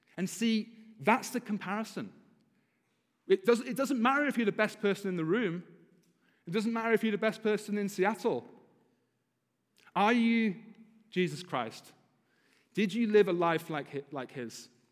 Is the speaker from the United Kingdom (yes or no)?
yes; United Kingdom; now in United States; as a Brit because we, we drive properly in Britain